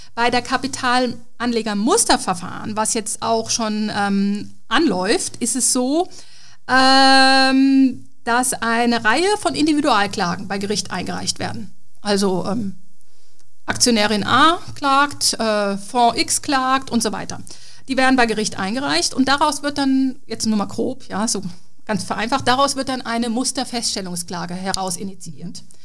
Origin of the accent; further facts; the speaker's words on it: Germany; als Deutscher